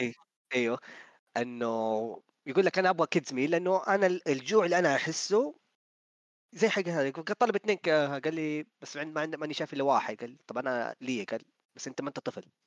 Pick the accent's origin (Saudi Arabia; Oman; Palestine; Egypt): Saudi Arabia; عندنا في السعوديه